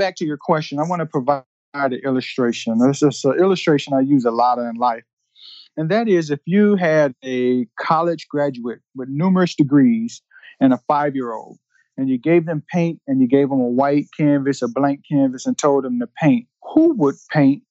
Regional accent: Detroit, Michigan, United States; moved away; I grew up in Detroit during the time when it was the murder capital of the world

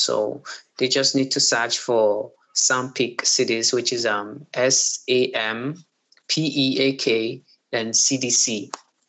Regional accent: Nigeria; being a Nigerian comes with it's hectic, you know, dealings

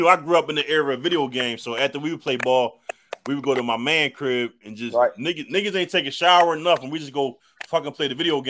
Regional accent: Philadelphia, Pennsylvania, United States; I was growing up in West Philly

